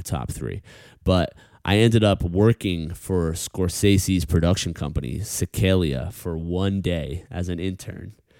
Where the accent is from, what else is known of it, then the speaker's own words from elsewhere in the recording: New York, United States; as a New Yorker